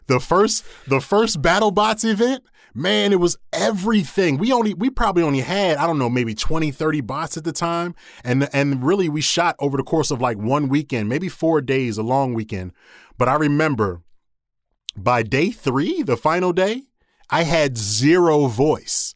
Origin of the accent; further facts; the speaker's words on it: Philadelphia, Pennsylvania, United States; moved away as an adult; also born or lived in Williamsburg, Virginia; I'm born and raised in Philadelphia